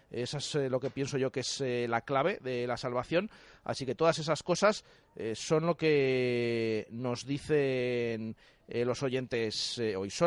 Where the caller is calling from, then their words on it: Cádiz, Andalusia, Spain; de Cádiz